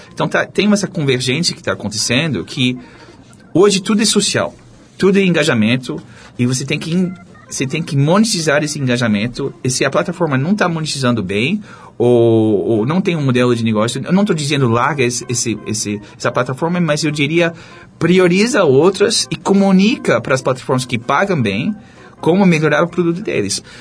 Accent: United States; Portuguese is a second language; moved away as an adult; also born or lived in France / Charlottesville, Virginia; now in Brazil; eu cresci nos Estados Unidos

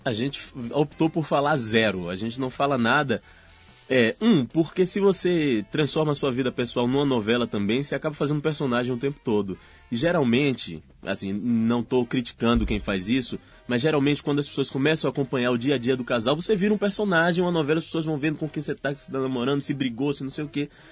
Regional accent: Salvador, Bahia, Brazil; accent: Bahian; moved away; meu sotaquezinho baiano

